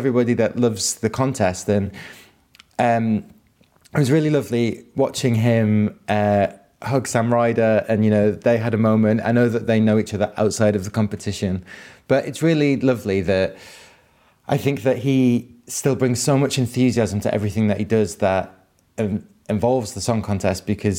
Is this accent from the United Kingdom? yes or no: yes; Manchester, North West England, United Kingdom; also born or lived in Ireland; I grew up in Manchester